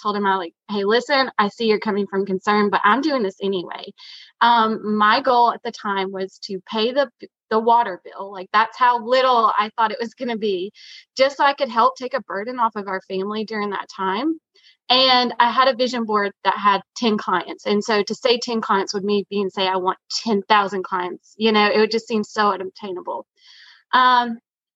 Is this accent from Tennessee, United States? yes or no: yes; East Tennessee, United States; now in Aiken, United States; I'm from originally from East Tennessee, and I live in Aiken, South Carolina now